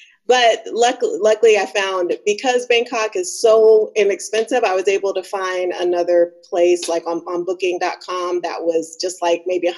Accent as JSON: {"language": "English", "country": "Bahamas", "tie": "born or raised there", "moved": "yes", "said": "I was born in the Bahamas"}